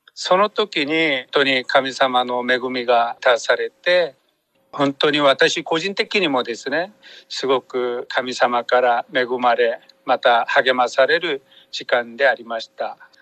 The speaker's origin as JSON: {"language": "Japanese", "country": "South Korea", "second_language": "Japanese", "moved": "as an adult", "lives_now": "Japan", "said": "私韓国人宣教師"}